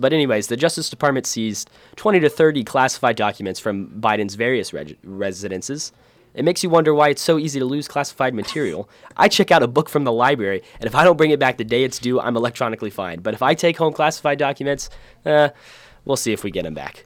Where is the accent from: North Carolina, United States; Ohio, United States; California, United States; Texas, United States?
Ohio, United States; we're both from Ohio